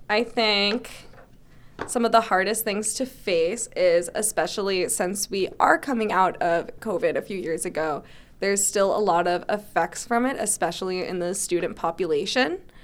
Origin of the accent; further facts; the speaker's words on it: Barnstable, Massachusetts, United States; also born or lived in Springfield, Massachusetts; I'm from Barnstable. So I was actually born in Springfield, Mass, so I'm not technically a native, but I consider it because I moved here when I was one, but I've lived in Barnstable my whole life